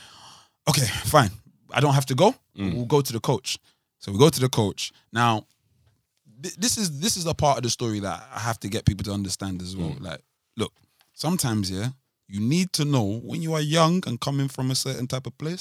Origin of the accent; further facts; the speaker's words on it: London, United Kingdom; I'm from Southwark